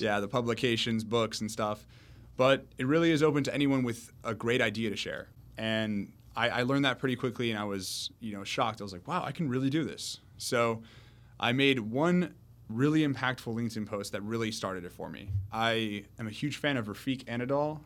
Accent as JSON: {"language": "English", "town": "Miami", "region": "Florida", "country": "United States", "tie": "born or raised there", "also_born_or_lived": "Orlando", "said": "I grew up in Miami my whole life, 18 years"}